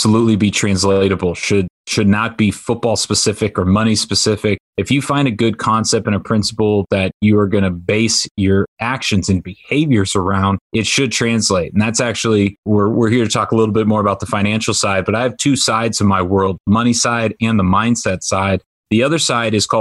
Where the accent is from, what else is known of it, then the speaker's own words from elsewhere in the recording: Orange County, California, United States; also born or lived in Washington State; I grew up in Orange County, California